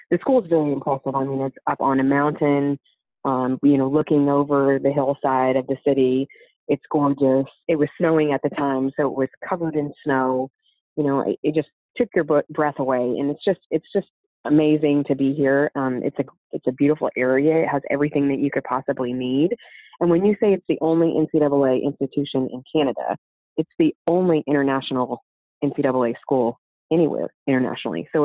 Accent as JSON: {"language": "English", "region": "Oklahoma", "country": "United States", "tie": "born or raised there", "said": "spent the majority of my time I would say if anybody asks where did you grow up the most, it's um, in Oklahoma. That's where I went to high school and where I went to college."}